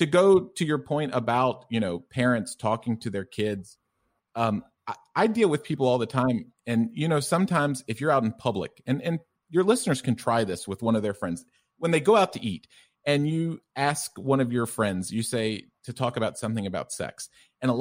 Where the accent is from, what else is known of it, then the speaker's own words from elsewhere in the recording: the South, United States; also born or lived in Tennessee; it's hard to tell because of my thick German accent, but I'm originally from the U.S. and from the South.